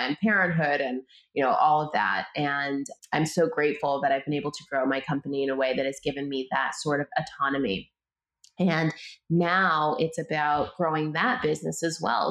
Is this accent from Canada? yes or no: yes; Canada; moved away as an adult; now in United States; I was born and raised in Canada